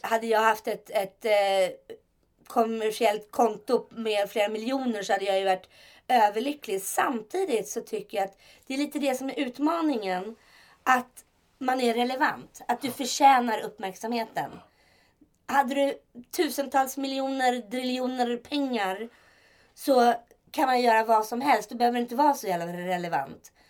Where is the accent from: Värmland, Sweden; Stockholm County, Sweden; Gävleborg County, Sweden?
Stockholm County, Sweden; Stockholm; Jag är uppvuxen i Stockholm